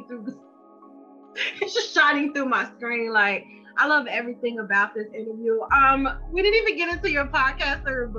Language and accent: English; Chicago, Illinois, United States; also born or lived in Detroit, Michigan; I was born in Detroit, raised in Chicago